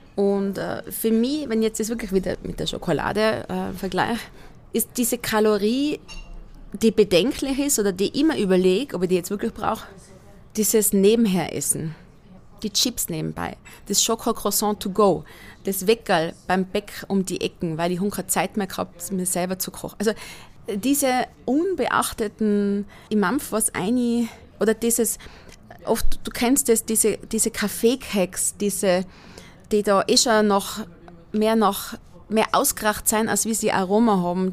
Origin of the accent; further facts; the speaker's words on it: Inzing, Tyrol, Austria; moved away as an adult; also born or lived in Vienna; now in Styria, Austria; die Ortschaft, wo ich aufgewachsen bin, heißt Inzing. Wo ist das? In der Mitte von Tirol, zwischen Innsbruck und Delfs